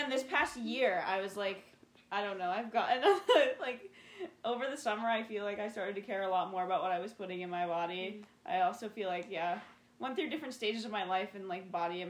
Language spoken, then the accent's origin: English; Wheaton, Illinois, United States; this past semester, I lived with my parents. So it's, like, I've had, like, the easy in because I'm from Wheaton.